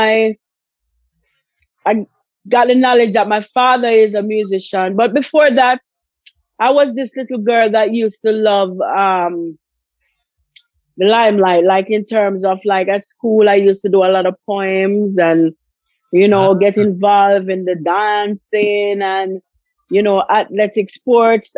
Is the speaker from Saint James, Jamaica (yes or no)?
no; Spanish Town, Saint Catherine, Jamaica; I'm from Spanish Town, born and bred and grow in Spanish Town.